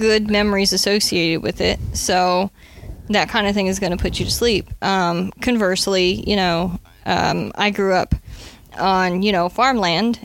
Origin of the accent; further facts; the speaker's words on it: the Midwest, Nebraska, United States; I grew up in the Midwest, where we experienced actual real winters